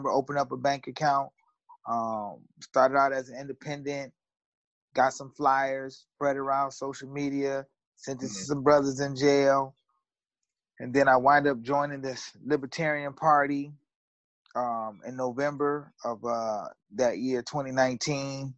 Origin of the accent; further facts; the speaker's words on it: Aurora, United States; I was born in Aurora, October 10th, 1972.